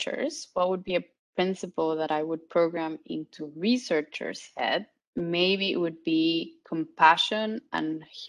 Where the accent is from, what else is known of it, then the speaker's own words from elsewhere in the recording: Guatemala; moved away as an adult; also born or lived in Barcelona, Spain; I'm from Guatemala, but I did my master's and PhD in Barcelona